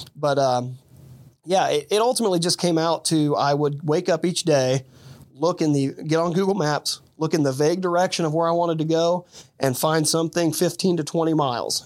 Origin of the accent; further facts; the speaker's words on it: Dayton, Ohio, United States; also born or lived in Fairborn, Ohio; the Dayton area